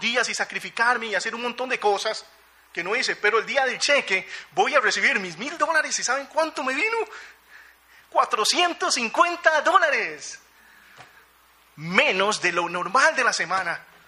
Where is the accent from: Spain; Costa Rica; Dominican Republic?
Costa Rica; moved away; also born or lived in United States; Y como buen tico ya los había gastado